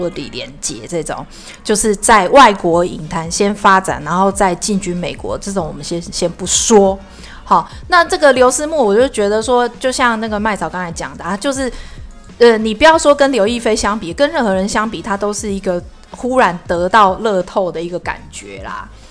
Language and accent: Chinese; Taiwan; 我们是台湾人